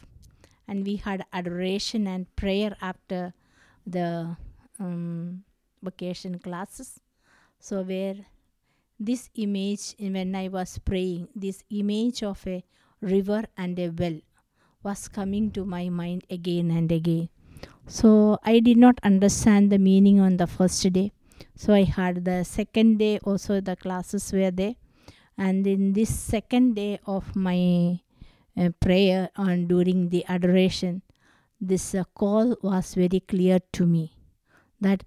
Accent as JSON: {"language": "English", "region": "Kerala", "country": "India", "tie": "born or raised there", "said": "I am from Kerala, and I have born and brought up in a Catholic family."}